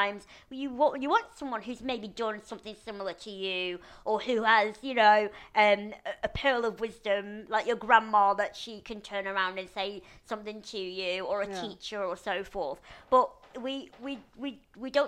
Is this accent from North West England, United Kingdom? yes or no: yes; Lancashire, North West England, United Kingdom; now in London, United Kingdom; my friend Nathan, who I grew up with in Lancashire